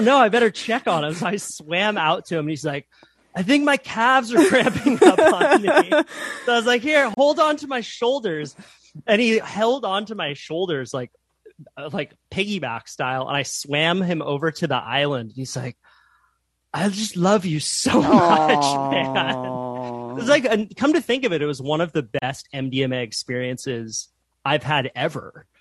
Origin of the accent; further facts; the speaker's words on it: Santa Cruz, California, United States; I grew up in Santa Cruz, California, which is sort of a surf mecca